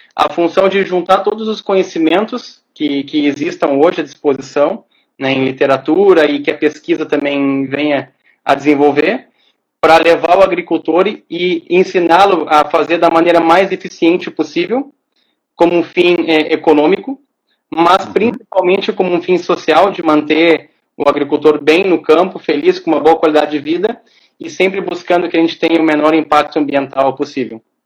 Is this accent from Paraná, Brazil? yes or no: no; Porto Alegre, Rio Grande do Sul, Brazil; Eu nasci em Porto Alegre, cresci em Porto Alegre, meus amigos são os, os de origem da infância são todos aqui de Porto Alegre.